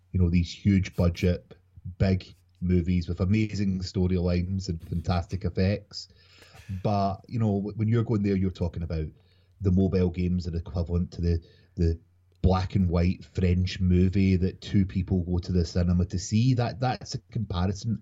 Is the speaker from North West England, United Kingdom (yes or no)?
no; Scotland, United Kingdom; I'm a Scottish gamer from Scotland